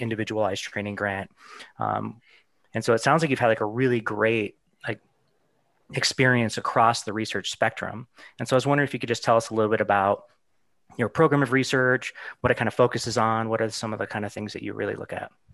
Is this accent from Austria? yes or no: no; Arizona, United States; I'm from Arizona too